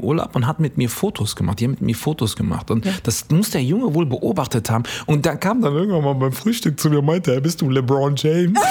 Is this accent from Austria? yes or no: no; Eritrea; now in Germany; ich bin auch aus Eritrea